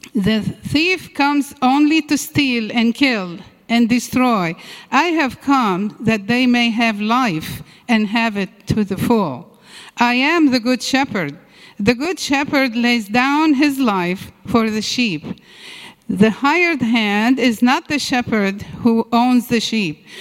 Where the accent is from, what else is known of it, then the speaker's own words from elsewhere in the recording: Syria; moved away; I was uh, born and raised in Syria